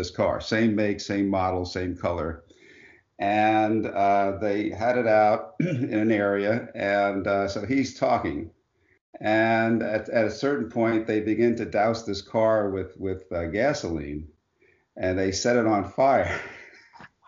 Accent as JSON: {"language": "English", "area": "Long Island", "region": "New York", "country": "United States", "tie": "born or raised there", "said": "born and raised in Long Island in New York, so I grew up there"}